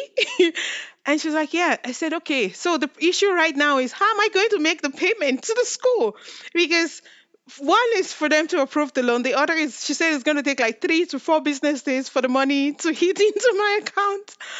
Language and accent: English; Nigeria; now in Canada; I'm from Nigeria, and I will say right now, I'm Nigerian Canadian